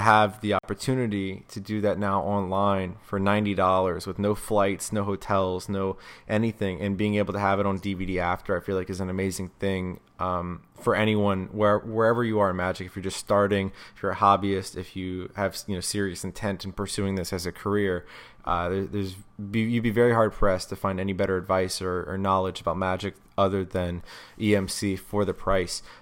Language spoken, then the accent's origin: English; South Carolina, United States; growing up in South Carolina, I had no magic shop and I had no magicians nearby.